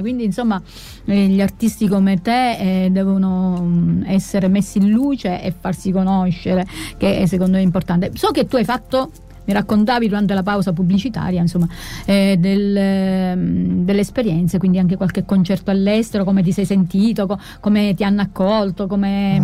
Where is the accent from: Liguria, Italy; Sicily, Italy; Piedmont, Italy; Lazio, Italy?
Sicily, Italy; also born or lived in Calabria; la Sicilia ce l'ho nel cuore perché ci sono vissuta sempre